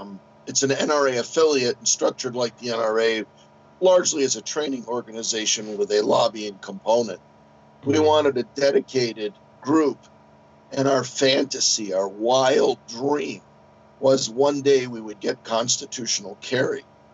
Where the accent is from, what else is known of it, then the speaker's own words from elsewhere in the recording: Chicago, Illinois, United States; moved away as an adult; now in Arizona, United States; I'm 63. I came from Chicago about 43 years ago to Arizona, and I just decided to bloom where I was planted.